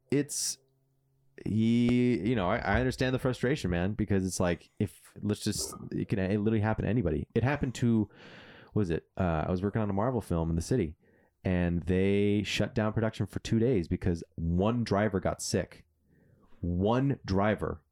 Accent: California, United States; I'm a Californian at heart

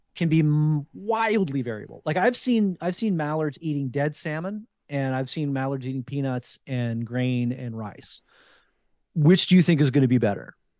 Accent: New Jersey, United States; also born or lived in Fredericksburg, Virginia / Richmond, Virginia; now in Sacramento, United States; I grew up in New Jersey

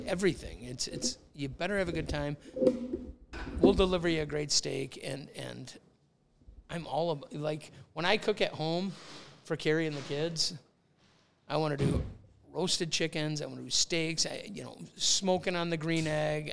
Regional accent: Woodbury, Minnesota, United States; we grew up in Woodbury, but we were like 3M Woodbury

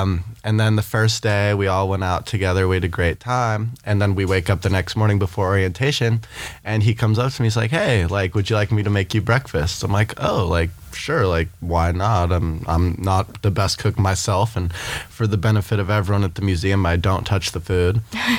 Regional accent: Newport Beach, California, United States; I'm from Newport Beach, California.

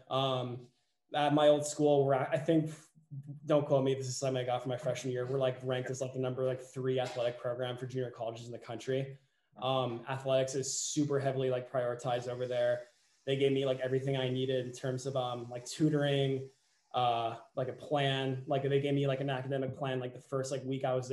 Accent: Glendora, California, United States; I'm a senior captain for the Chapman swim team. I'm from Glendora, California, which is a like 30 minutes away from LA, about like half hour away from Chapman too.

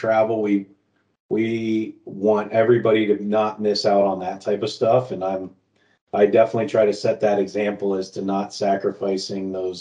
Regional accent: South Florida, United States; moved away; I grew up down in South Florida

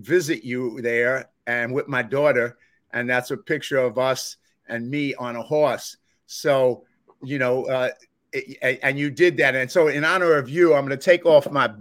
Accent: New York City, New York, United States; where I grew up in the South Bronx

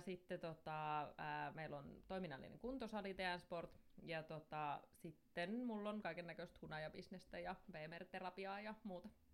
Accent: Somero, Southwest Finland, Finland; mun juuret on vahvasti Soverolla, eli täällä mä oon asunut ja opiskellutkin täältä kautta, että en ole mihinkään muuttanut ikinä

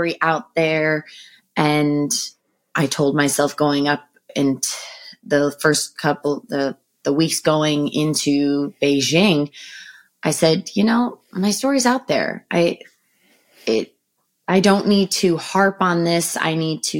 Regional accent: Roxbury, Connecticut, United States; we grew up in Roxbury, and there wasn't a lot of other kids around

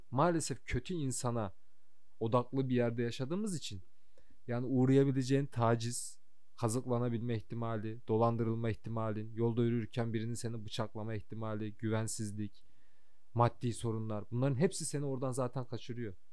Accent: Kayseri, Kayseri Province, Turkey; moved away as an adult; also born or lived in Sivas / Istanbul; now in Canada; Sivas'ta doğdum. Kayseri'de büyüdüm.

